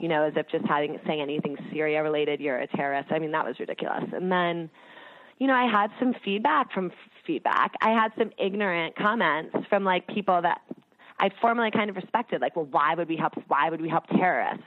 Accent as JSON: {"language": "English", "area": "outside New York", "region": "New Jersey", "country": "United States", "tie": "born or raised there", "said": "I grew up outside of New York and New Jersey"}